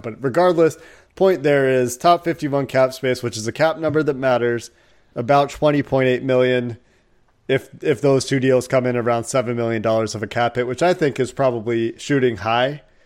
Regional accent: Chicago, Illinois, United States; I was born in Chicago

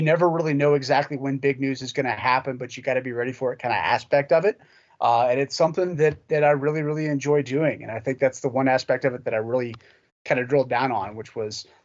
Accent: Lexington, Kentucky, United States; I grew up in Lexington

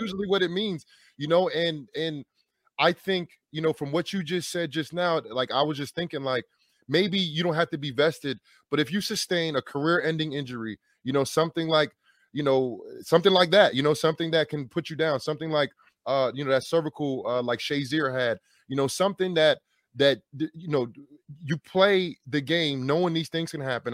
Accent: New York, New Jersey, United States; moved away as an adult; also born or lived in Wisconsin; drafted by the New York Giants at a high round draft pick, in my hometown

